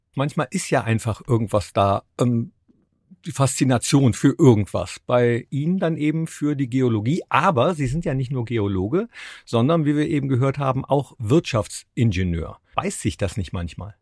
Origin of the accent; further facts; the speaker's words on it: Mönchengladbach, North Rhine-Westphalia, Germany; moved away; also born or lived in Cologne / Munich / Berlin; ich komme ja aus Mönchengladbach